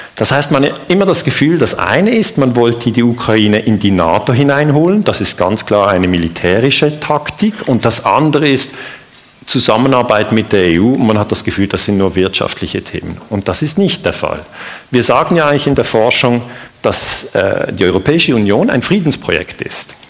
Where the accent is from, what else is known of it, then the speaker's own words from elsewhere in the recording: Switzerland; ich bin ja aus der Schweiz.